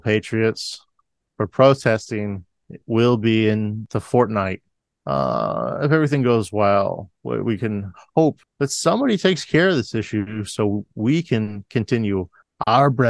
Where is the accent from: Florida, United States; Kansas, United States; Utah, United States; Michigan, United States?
Florida, United States; growing up in Florida.